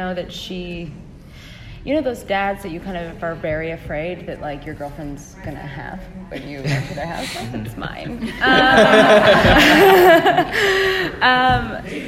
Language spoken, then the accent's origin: English; Canada; I'm from Canada